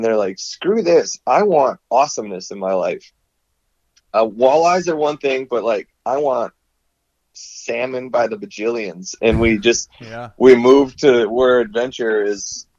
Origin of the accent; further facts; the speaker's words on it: Minnesota, United States; moved away as an adult; now in Fairbanks, United States; I was born and raised in Minnesota. I am Midwest blessed, man.